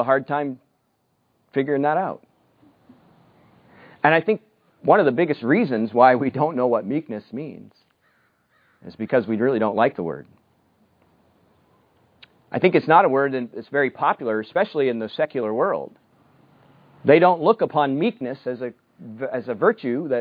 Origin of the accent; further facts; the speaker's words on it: United States; moved away; I grew up in the United States